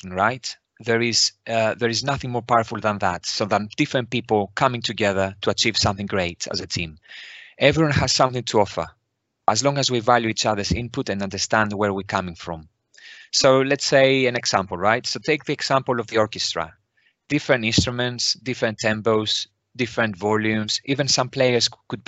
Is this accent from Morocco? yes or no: no; Greece; moved away as an adult; now in United Kingdom; I was born in Greece, where I qualified as a nurse